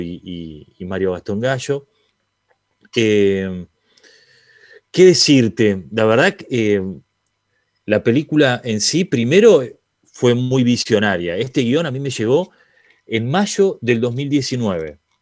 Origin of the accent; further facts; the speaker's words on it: Argentina; siendo argentino